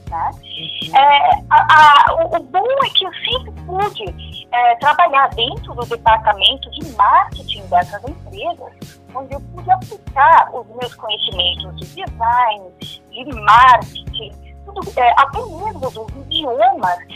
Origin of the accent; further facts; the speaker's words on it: São Paulo, Brazil; first language German; eu sou paulista, nasci em São Paulo. Eu devo ter um pouco de sotaque, porque eu nasci em uma família que fala alemão. É, também fui educada no alemão, né?